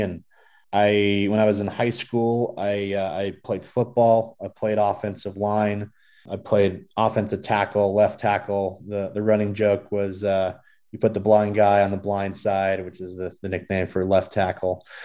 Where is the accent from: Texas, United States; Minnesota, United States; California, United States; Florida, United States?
California, United States; Southern; now in Colorado Springs, United States; I grew up in Southern California